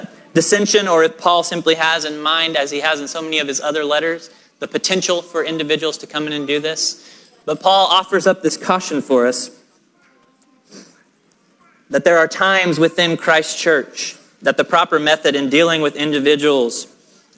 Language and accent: English; Oklahoma, United States; I am a person who was born and raised in Oklahoma